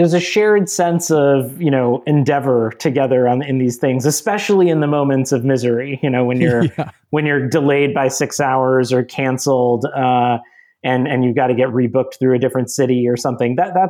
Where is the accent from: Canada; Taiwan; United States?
United States; Minnesota; also born or lived in Georgia; I grew up largely in Minnesota and Georgia in areas that, I wouldn't say were probably the most diverse in the country